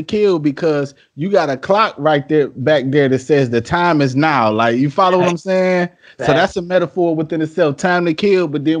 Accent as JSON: {"language": "English", "town": "Detroit", "region": "Michigan", "country": "United States", "said": "…, I'm from Detroit, so you know what he means to me, not just as an MC, but just as a hometown hero."}